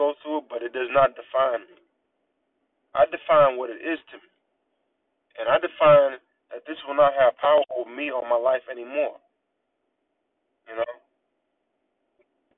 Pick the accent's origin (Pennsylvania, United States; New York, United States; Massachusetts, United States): Massachusetts, United States; Natick; Growing up, I'm from Natick, Massachusetts